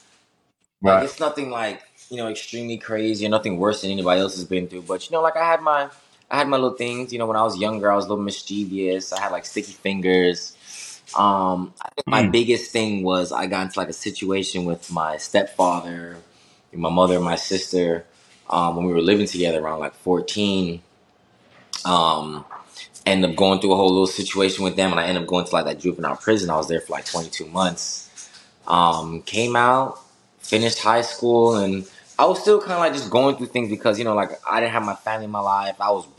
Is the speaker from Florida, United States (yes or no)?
yes; Miami, Florida, United States; I'm born and bred in Miami, like, down south.